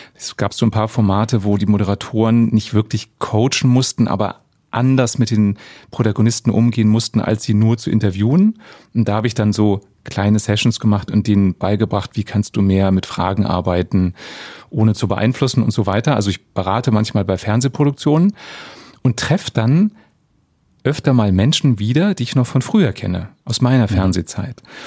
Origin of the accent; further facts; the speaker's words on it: Germany; bei uns in Deutschland